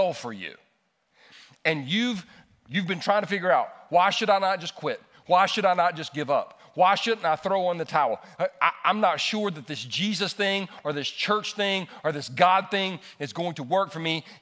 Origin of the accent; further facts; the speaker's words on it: Easley, South Carolina, United States; also born or lived in Los Angeles, California; we moved from California, Los Angeles, California, to Easley, South Carolina